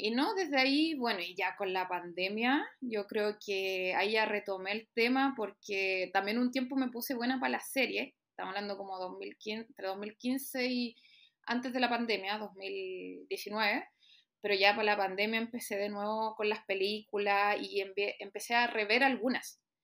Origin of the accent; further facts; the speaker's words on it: Santiago, Santiago Metropolitan Region, Chile; Soy acá de Santiago.